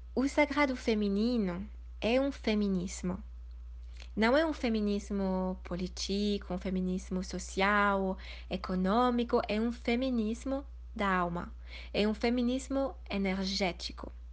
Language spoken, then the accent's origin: Portuguese; Switzerland; moved away as an adult; also born or lived in India; Eu nasci na Suíça, fui criada na Suíça